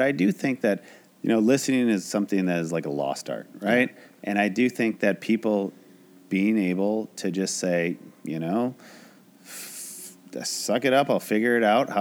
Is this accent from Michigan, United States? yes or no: yes; Traverse City, Michigan, United States; moved away as an adult; now in Los Angeles, United States; I moved out here with a buddy who graduated from Michigan State that I grew up with in Traverse City